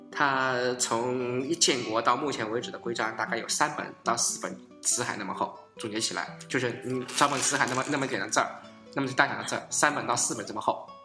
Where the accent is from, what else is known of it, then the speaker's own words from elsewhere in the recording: Zhenjiang, Jiangsu, China; 我来自的郑家